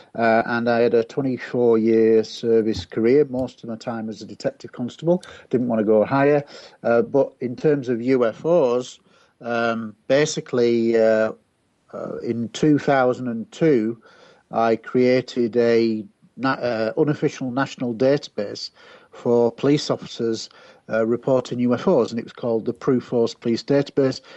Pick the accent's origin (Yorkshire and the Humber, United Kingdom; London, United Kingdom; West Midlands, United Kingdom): Yorkshire and the Humber, United Kingdom; Scunthorpe; my hometown of Scunthorpe